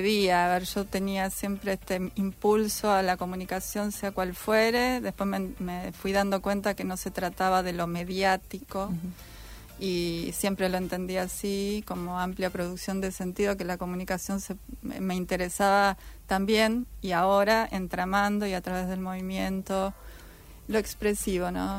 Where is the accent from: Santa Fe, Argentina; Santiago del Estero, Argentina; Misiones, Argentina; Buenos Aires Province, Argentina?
Santa Fe, Argentina; moved away as an adult; now in Rosario, Argentina; Yo soy de Santa Fe